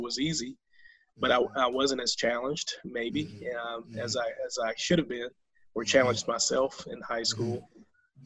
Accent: High Point, North Carolina, United States; I'm growing up in High Point in that work ethic

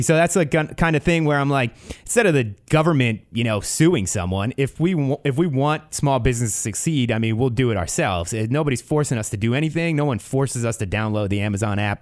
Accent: East Coast, United States; now in Ventura County, United States; growing up on the East Coast

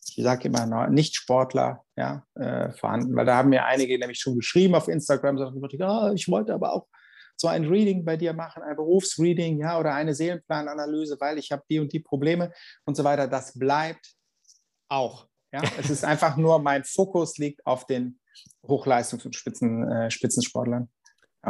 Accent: Cologne, North Rhine-Westphalia, Germany; als Kölner

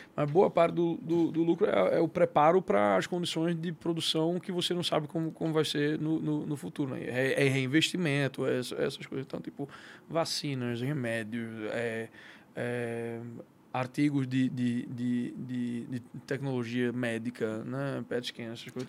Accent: Recife, Pernambuco, Brazil; moved away as an adult; also born or lived in São Paulo, Brazil; now in United States; eu sou de Recife, eu sou natural de Recife, nasci, cria, nascido e criado

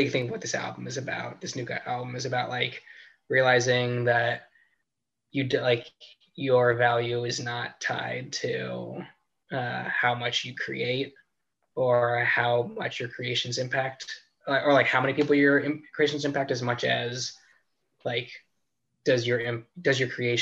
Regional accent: Long Island, New York, United States; moved away as an adult; also born or lived in St. Louis; I grew up on Long Island, like 30-minute drive from Brooklyn

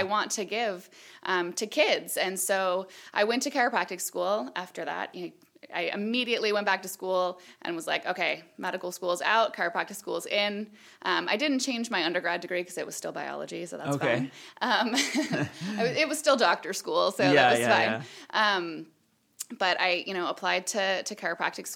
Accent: Illinois, United States; moved away as an adult; also born or lived in Iowa / Eugene, Oregon; now in Oregon, United States; I'm from the Midwest. Okay. I grew up in Illinois

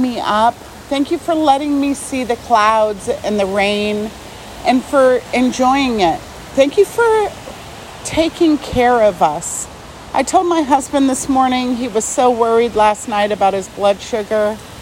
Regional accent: Arizona, United States; I'm from Arizona and it never rains

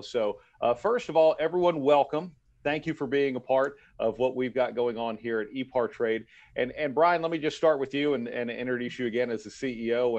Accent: Texas, United States; I grew up in Texas

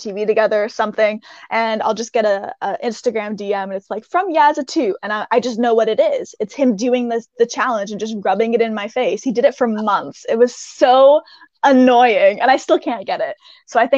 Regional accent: Canada; I'm Canadian

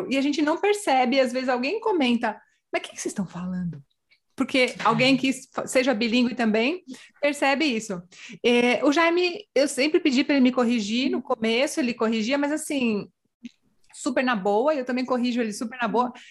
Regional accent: border with Uruguay, Rio Grande do Sul interior, Brazil; moved away as an adult; now in Spain; sou do interior, fronteira com o Uruguai.

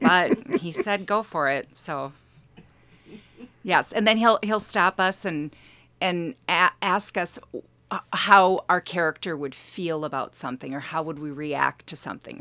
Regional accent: Wausau, Wisconsin, United States; now in Elk River, United States; originally Wassa, Wisconsin

